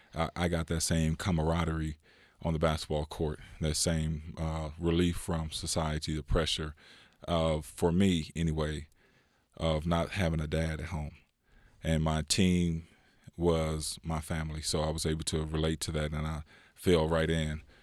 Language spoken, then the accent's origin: English; California, United States; born or raised there; also born or lived in Louisiana